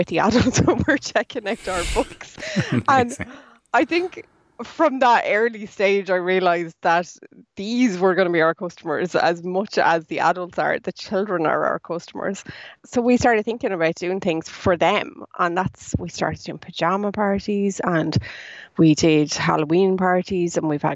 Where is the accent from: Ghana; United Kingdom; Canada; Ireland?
Ireland; as Irish people